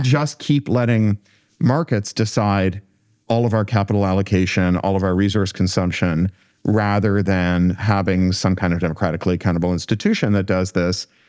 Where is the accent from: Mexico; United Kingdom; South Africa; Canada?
Canada; I come from Canada